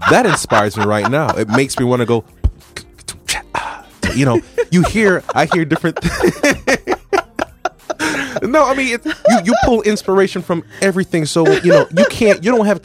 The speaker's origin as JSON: {"language": "English", "country": "Jamaica", "moved": "yes", "said": "I'm Jamaican"}